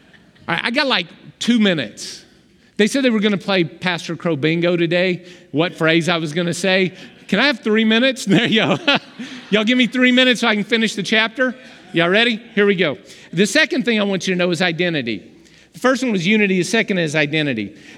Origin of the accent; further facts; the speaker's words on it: Romania; You started praying in Romanian, and I'm from Romania, and that's my home dialect, and you were praying in the dialect of my hometown in clear words.